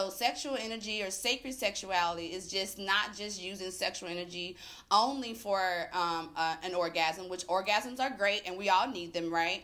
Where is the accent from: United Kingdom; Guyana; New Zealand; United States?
United States; Tallulah, Louisiana; moved away as an adult; now in Atlanta, United States; I'm originally from Tallulah, Louisiana, which is northern Louisiana